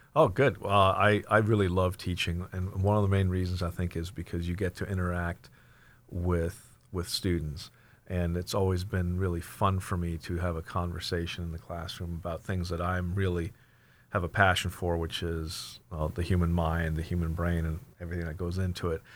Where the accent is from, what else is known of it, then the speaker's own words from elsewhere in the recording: Germany; moved away; also born or lived in Plano, Texas, United States / Washington, United States; I was born and raised in Germany, but then was transplanted, uh, transplanted to Texas, so I kinda consider myself a Texan by, by default.